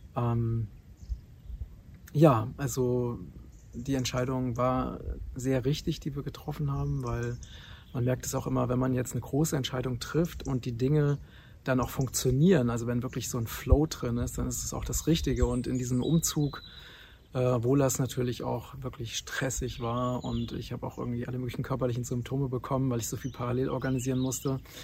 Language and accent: German; Germany; moved away as an adult; also born or lived in Thailand; now in Portugal; dass Deutschland meine Heimat ist und von daher, und dass ich auch nicht aus Zufall in Deutschland geboren wurde